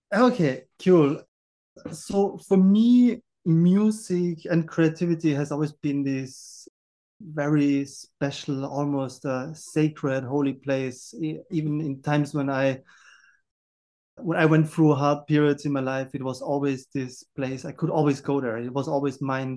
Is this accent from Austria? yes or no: yes; Austria; I grew up in the Austrian mountains